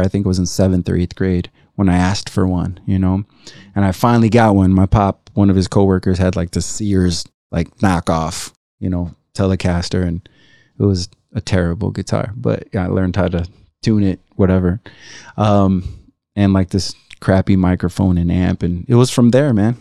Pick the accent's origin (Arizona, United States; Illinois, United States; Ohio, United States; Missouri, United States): Illinois, United States; Chicago; also born or lived in Tlaltenango, Mexico; growing up in Chicago, uh, six or seven kids